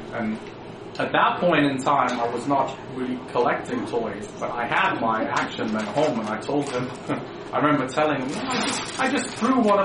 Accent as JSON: {"language": "English", "region": "England", "country": "United Kingdom", "tie": "born or raised there", "said": "I was born in England"}